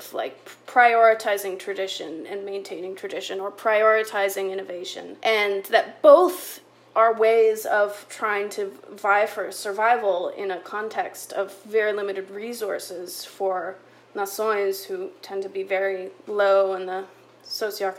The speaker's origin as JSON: {"language": "English", "country": "Canada", "said": "I am a white Canadian researcher"}